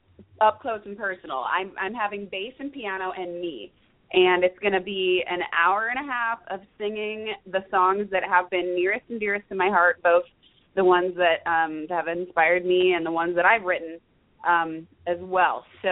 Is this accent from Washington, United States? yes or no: yes; Seattle, Washington, United States; now in Los Angeles, United States; and now I'm back home in LA, but it's kind of like home is LA and home is Seattle because Seattle's my hometown.